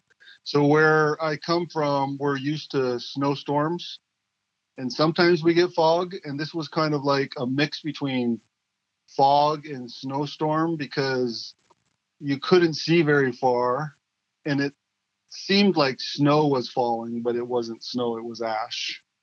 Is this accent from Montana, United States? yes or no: yes; Browning, Montana, United States; I was 17 years old, and I was living in my hometown of Browning, Montana, on the Blackfeet Reservation, which is about 40 miles south of the Canadian border and about 12 miles from Glacier National Park.